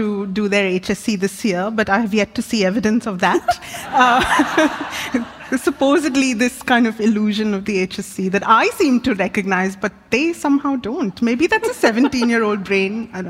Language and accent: English; India; now in Australia; So I come from India. I was born and raised in India.